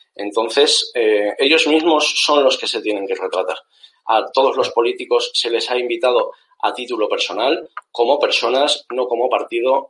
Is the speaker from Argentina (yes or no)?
no; Zaragoza, Aragon, Spain; now in Málaga, Spain; los dos somos maños, yo soy de Zaragoza, aunque actualmente vivo en Málaga